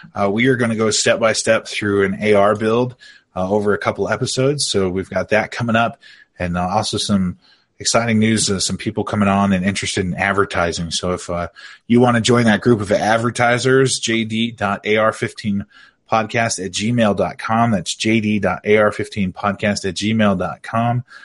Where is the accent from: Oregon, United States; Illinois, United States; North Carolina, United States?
Oregon, United States; I'm an Oregon boy. I grew up in Oregon